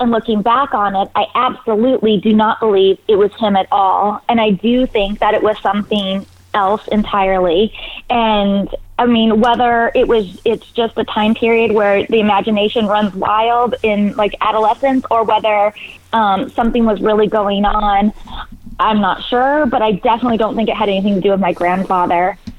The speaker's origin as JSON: {"language": "English", "region": "California", "country": "United States", "tie": "born or raised there", "said": "I grew up in Northern California."}